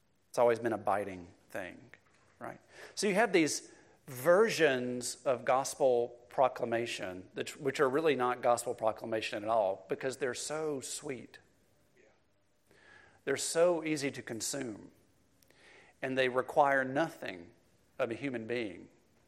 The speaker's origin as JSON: {"language": "English", "town": "Cleveland", "region": "Mississippi", "country": "United States", "tie": "born or raised there", "said": "I grew up in Cleveland, Mississippi, it's a rural community, the flat Mississippi Delta"}